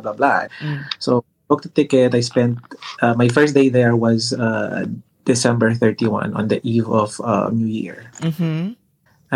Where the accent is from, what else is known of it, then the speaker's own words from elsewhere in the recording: Philippines; I'm a Filipino